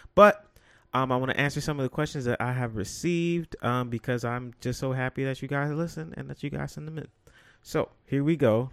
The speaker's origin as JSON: {"language": "English", "town": "New York City", "region": "New York", "country": "United States", "said": "to be from the Bronx"}